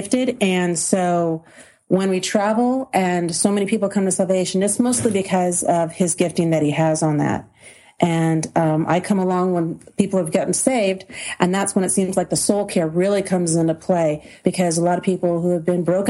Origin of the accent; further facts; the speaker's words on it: Southern California, United States; moved away as an adult; And I thought I had the typical childhood that everybody would have in Southern California, raised in a middle-class neighborhood.